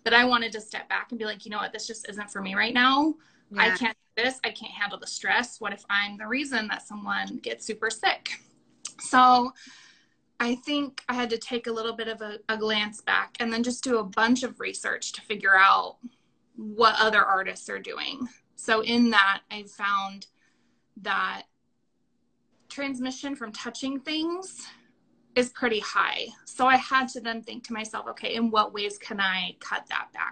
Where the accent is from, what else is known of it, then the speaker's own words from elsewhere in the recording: Orange County, California, United States; also born or lived in Paso Robles, California; now in Napa, United States; I'm from Orange County, California. I went to Maranello School of Beauty in Huntington Beach. That's where I lived up until I was 21